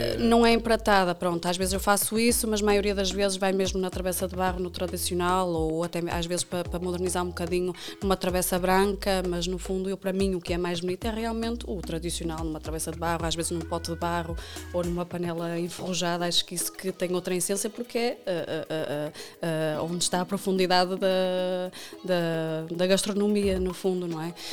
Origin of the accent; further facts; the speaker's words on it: Fragoso, Norte, Portugal; moved away as an adult; also born or lived in Viana do Castelo / Lindoso; now in Vila Nova de Famalicão, Portugal; eu nasci em Viana, eh, cresci em Fragoso, eh, vivo atualmente em Famalicão.